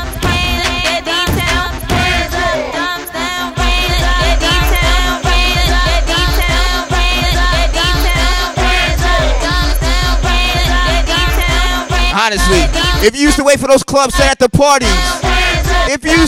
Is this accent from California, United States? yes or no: no; New Jersey, United States; moved away; also born or lived in Baltimore; I'm from Jersey. In Jersey, cats, we used to play joints like this.